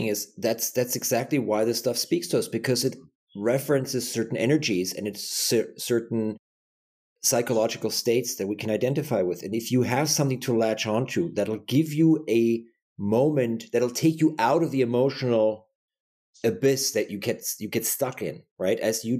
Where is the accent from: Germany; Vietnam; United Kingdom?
Germany; I was born and raised Catholic in Germany.